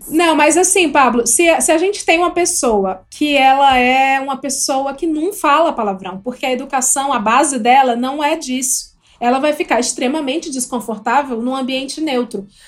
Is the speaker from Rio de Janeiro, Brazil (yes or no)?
no; Ceará, Brazil; moved away as an adult; now in São Paulo, Brazil; Eu não sou da Bahia, eu sou do Ceará.